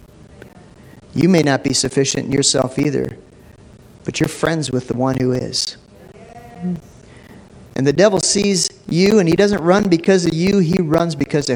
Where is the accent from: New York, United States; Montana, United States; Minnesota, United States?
Minnesota, United States; Minneapolis; I grew up in North Minneapolis, you know, and it was a relatively rough neighborhood